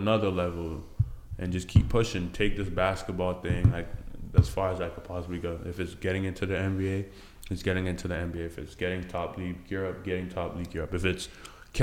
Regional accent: Burlington, Ontario, Canada; also born or lived in Benue State, Nigeria; I was born in Nigeria, Lafayette. Benue State, moved to Canada when I was 6 years old, grew up in Burlington.

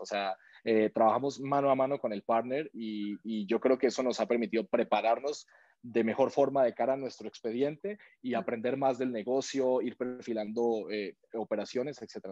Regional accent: Colombia; moved away as an adult; now in Mexico; yo soy de Colombia, yo llevo siete años y medio aquí en México

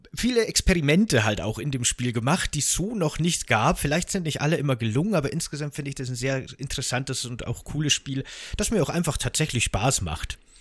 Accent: Bavaria, Germany; ich komme ja aus Bayern

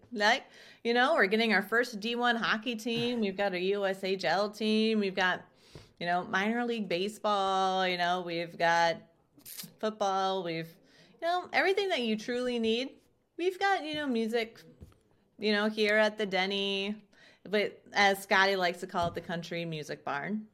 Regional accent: Chester, South Dakota, United States; also born or lived in Southwest Minnesota; now in Sioux Falls, United States; I was born in Southwest Minnesota, so only, like, an hour away from Sioux Falls, and then moved to South Dakota in fifth grade in a small little town called Chester, South Dakota

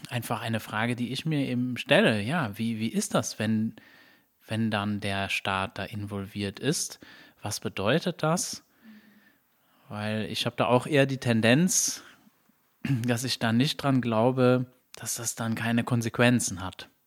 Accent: Luxembourg; ich meine, ich komme ja aus Luxemburg und in Luxemburg gibt es eine Bildungspflicht.

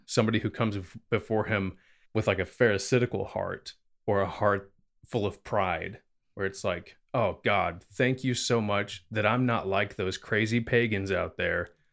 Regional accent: the Bible Belt, United States; growing up in America, especially in what's called the Bible Belt

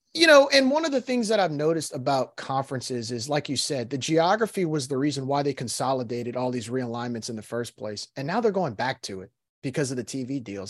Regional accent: New Orleans, Louisiana, United States; I grew up in New Orleans

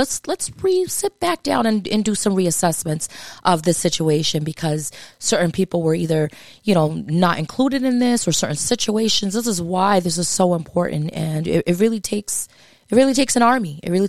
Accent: Massachusetts, United States; I did it, and I'm from Massachusetts.

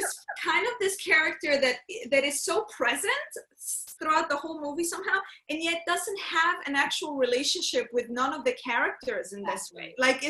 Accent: London, United Kingdom; I'm from London!

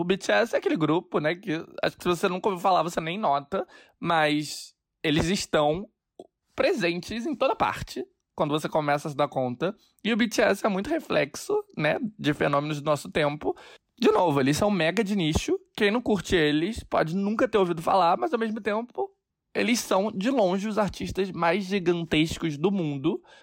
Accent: Brazil; now in New York, United States; eu sou brasileiro

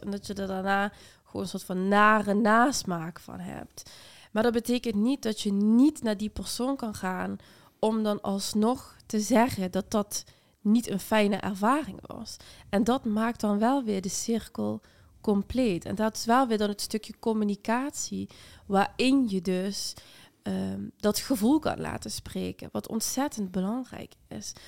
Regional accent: Limburg, Netherlands; moved away; also born or lived in Amsterdam; ik kom uit Limburg en heel gelovig en heel traditioneel

